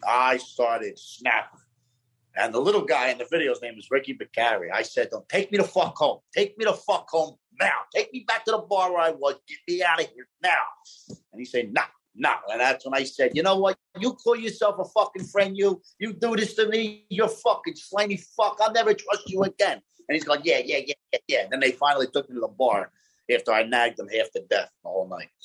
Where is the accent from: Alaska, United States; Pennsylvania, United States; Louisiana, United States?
Pennsylvania, United States; Philadelphia; I'm born and raised in South Philadelphia